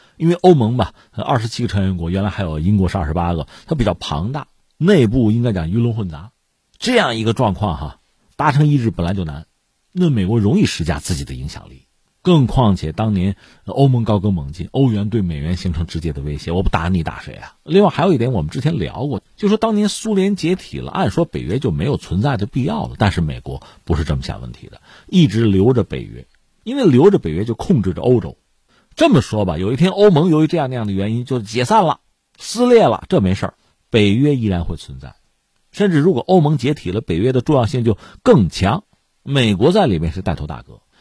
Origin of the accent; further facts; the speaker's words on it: China; 作为一个中国人